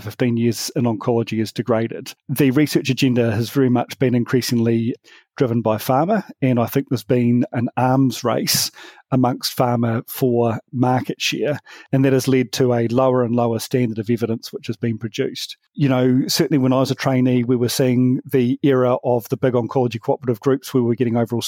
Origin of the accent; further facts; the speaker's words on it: New Zealand; me from New Zealand